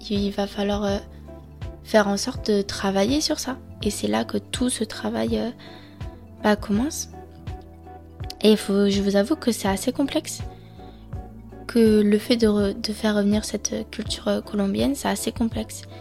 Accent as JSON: {"language": "French", "country": "France", "accent": "French", "said": "Lorsque par exemple je parle espagnol, j'ai peur qu'ils perçoivent mi falta de vocabulario encore mon accent français."}